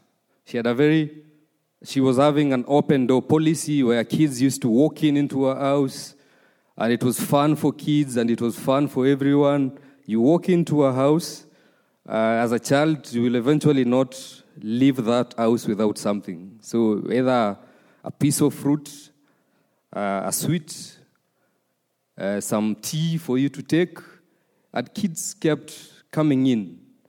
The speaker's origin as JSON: {"language": "English", "town": "Uruma", "region": "Okinawa", "country": "Japan", "tie": "born or raised there", "second_language": "English", "said": "I was raised in Uruma. The story starts some years back. Very early age of my upbringing, I was the firstborn in a family of five. There's a lot of pressure back in our country when you're a firstborn."}